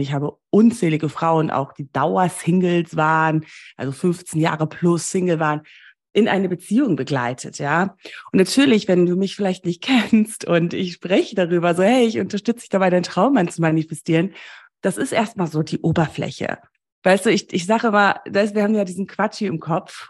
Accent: Namibia; moved away; Ich bin ja in Namibia groß geworden

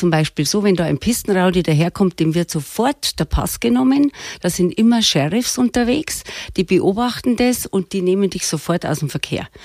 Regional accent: Munich, Bavaria, Germany; born there; Ich bin eigentlich gebürtig in München geboren. Wir sind alle in München geboren, weil der Papa damals da gearbeitet hat.

